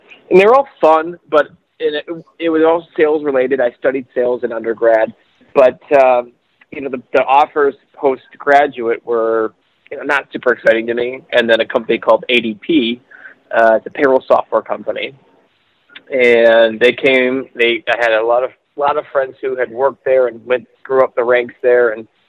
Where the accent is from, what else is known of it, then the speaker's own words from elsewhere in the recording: Michigan, United States; I'm from Michigan.